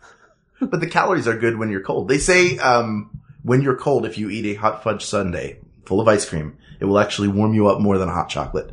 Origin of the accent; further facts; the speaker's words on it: Philadelphia, Pennsylvania, United States; also born or lived in Syracuse, New York; From Philadelphia, which is temperate.